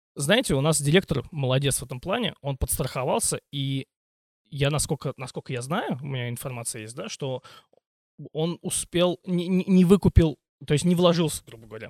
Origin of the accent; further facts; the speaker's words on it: Voskresensk, Moscow Oblast, Russia; now in Ivanovo, Russia; я родился не в Иванове, а в Московской области, в городе Воскресенске